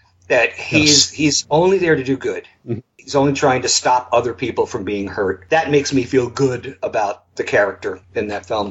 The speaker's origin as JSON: {"language": "English", "area": "Long Island", "region": "New York", "country": "United States", "tie": "born or raised there", "said": "I grew up on Long Island in New York."}